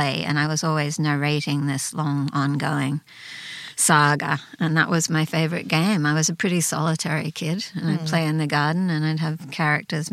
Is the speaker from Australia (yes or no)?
yes; Sydney, New South Wales, Australia; moved away as an adult; also born or lived in Ashfield, Sydney; now in United States; that was where I really grew up